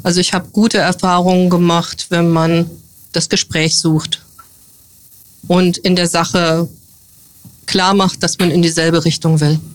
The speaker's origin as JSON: {"language": "German", "area": "near the border with the GDR", "region": "northern Hesse", "country": "Germany", "tie": "born or raised there", "moved": "as an adult", "lives_now": "Bad Kreuznach, Germany", "said": "Geboren bin ich im Norden Hessens, in der Nähe der Grenze zur DDR. Dort habe ich 1983 mein Abitur gemacht"}